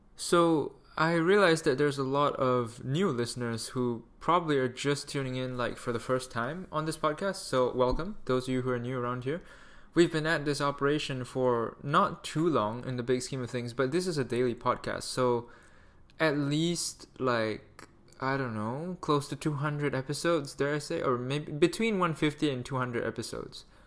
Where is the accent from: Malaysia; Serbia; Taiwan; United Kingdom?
Malaysia; I'm Malaysian